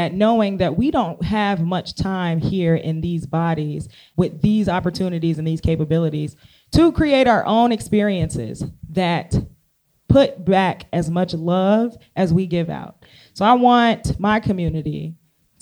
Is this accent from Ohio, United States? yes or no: yes; Cincinnati, Ohio, United States; That's my hometown